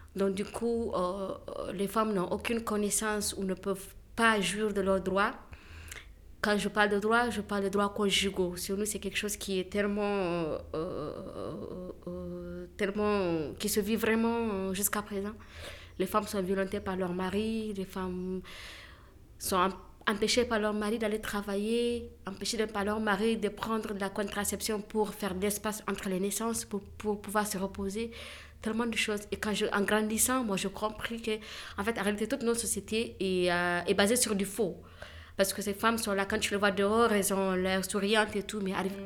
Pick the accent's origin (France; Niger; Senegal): Niger; je, je, suis nigérienne. Je viens du Niger